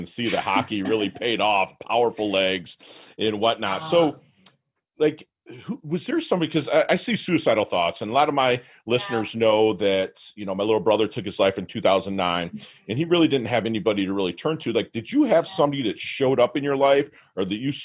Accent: Michigan, United States; now in South Florida, United States; I'm from Michigan

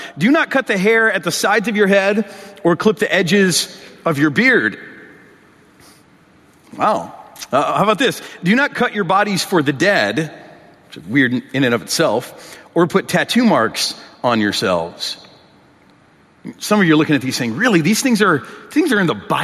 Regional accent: Michigan, United States; In my home state of Michigan, I'm from Michigan

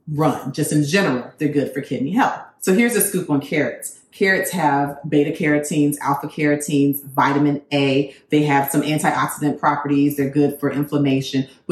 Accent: Florida, United States; I'm from Florida

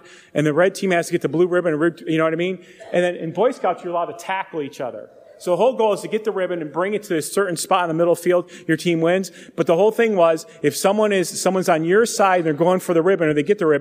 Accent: Euclid, Ohio, United States; I grew up in suburbia in Euclid, the east side of Cleveland

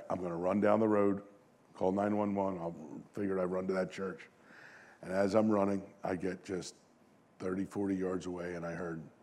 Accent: Concord Township, Pennsylvania, United States; I was born in Delaware County and moved to Concord Township when I was just an infant, so I've spent my entire life here

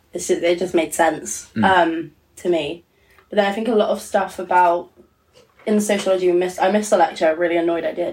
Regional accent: Portsmouth, South East England, United Kingdom; I grew up in Portsmouth

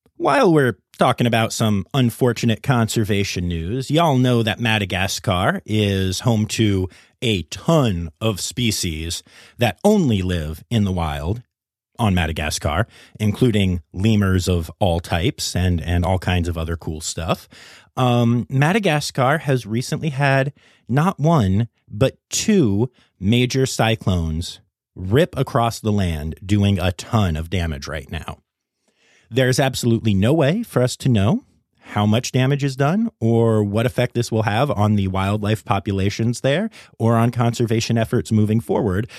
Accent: Cumberland County, central Pennsylvania, United States; I grew up in Cumberland County in central Pennsylvania

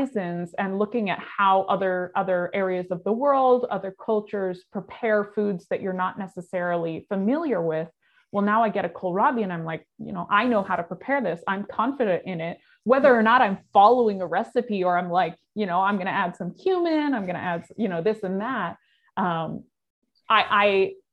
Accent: California, United States; moved away as an adult; now in Wisconsin, United States; I grew up in California, which is a huge agricultural state

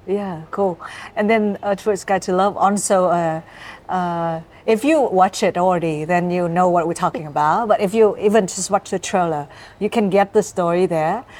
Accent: the North, Northern Vietnam, Vietnam; now in Ho Chi Minh City, Vietnam; I'm from the North

